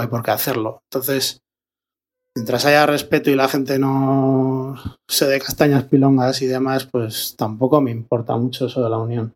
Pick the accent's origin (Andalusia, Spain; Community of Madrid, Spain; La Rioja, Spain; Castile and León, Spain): La Rioja, Spain; Logroño; de Logroño, DJ, y productor